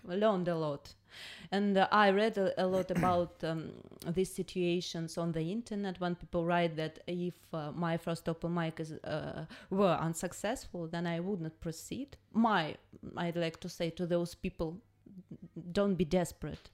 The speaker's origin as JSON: {"language": "English", "country": "Russia", "second_language": "English"}